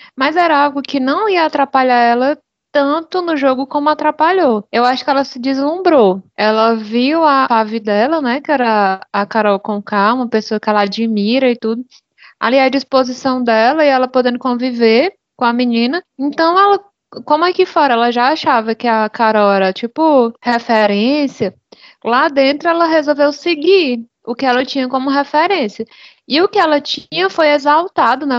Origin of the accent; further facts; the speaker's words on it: Fortaleza, Ceará, Brazil; sou aqui de Ceará de Fortaleza